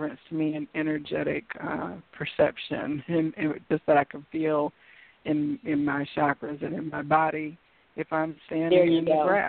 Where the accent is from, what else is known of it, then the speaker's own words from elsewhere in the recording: Kansas, United States; also born or lived in Ohio; now in Georgia, United States; You know, and I grew up in Kansas and Ohio, and one thing I will say, in Ohio, I love the smell, in Kansas, the smell of the rich brown earth. Down here in Georgia, the red clay experience is a little different